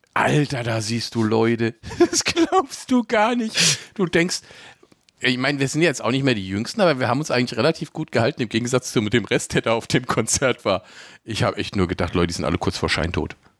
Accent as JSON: {"language": "German", "country": "Germany", "said": "bei uns in Deutschland"}